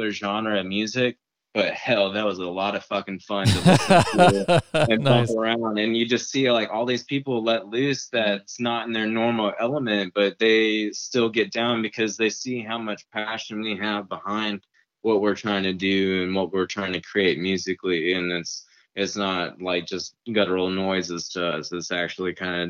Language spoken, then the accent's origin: English; Houston, Texas, United States; moved away as an adult; now in San Marcos, United States; I'm from Houston, but I went to college here at Texas State